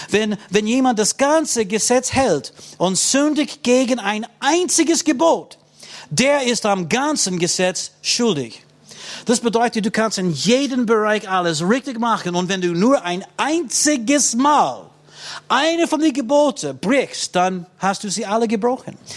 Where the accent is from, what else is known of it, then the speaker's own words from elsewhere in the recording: United States; Ich muss sagen, auch in den meisten christlichen Ländern. Ich komme aus den USA.